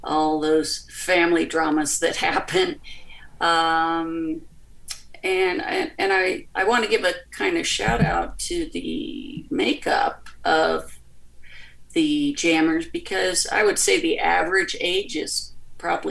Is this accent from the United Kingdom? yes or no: no; United States; moved away; also born or lived in Charlottesville, Virginia / Blacksburg, Virginia / South Bend; I was raised in the Baltimore, Washington area